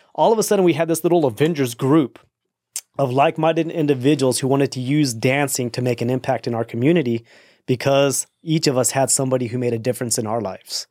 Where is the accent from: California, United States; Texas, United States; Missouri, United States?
Texas, United States; Austin; also born or lived in El Paso, Texas; I'm from Austin